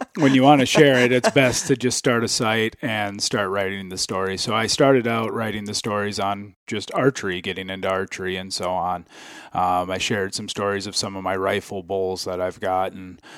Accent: Ham Lake, Minnesota, United States; I am from Ham Lake, Minnesota. Um, I grew up hunting just through, you know, growing up around my dad and, and brothers

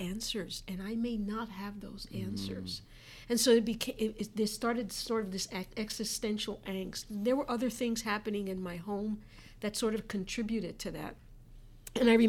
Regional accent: Puerto Rico; moved away; when I was growing up in Puerto Rico

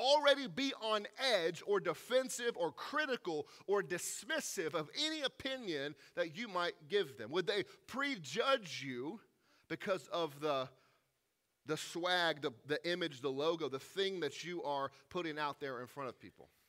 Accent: the South, United States; I grew up in the South, where the rebel flag was often on display

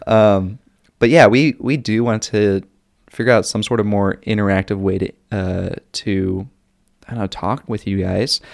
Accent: North Carolina, United States; accent: Southern; my Southern accent

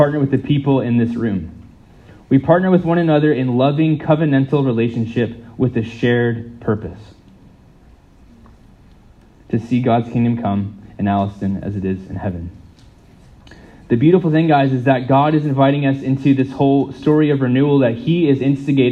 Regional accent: United States; moved away; I'm not from here, I'm from the States.

